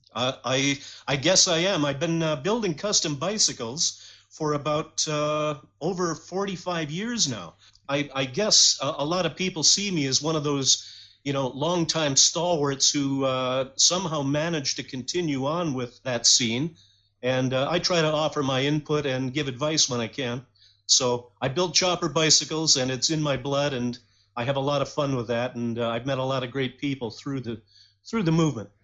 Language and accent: English; Detroit, Michigan, United States; now in London, Canada; I was raised in Detroit. I was actually born in Detroit in 1960